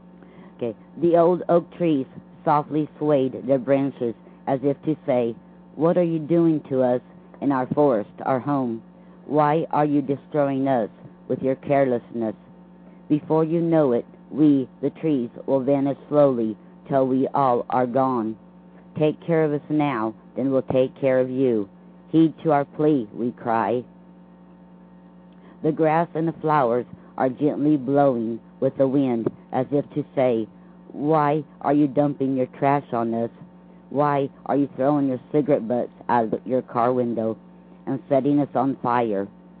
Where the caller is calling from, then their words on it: Lake Wales, Florida, United States; Hello, Rick. … from Lake Wells, Florida.